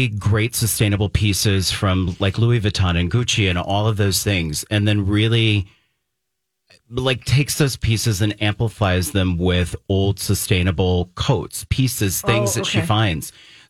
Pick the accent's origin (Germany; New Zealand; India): Germany; moved away; I'm from Germany.